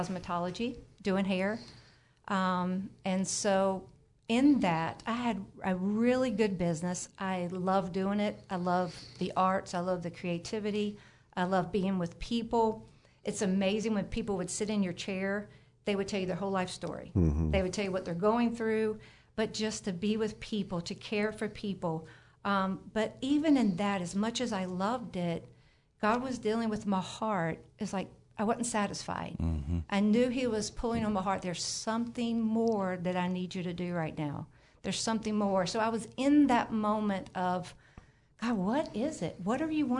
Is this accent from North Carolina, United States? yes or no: yes; North Carolina, United States; I was born in North Carolina, raised in North Carolina, grew up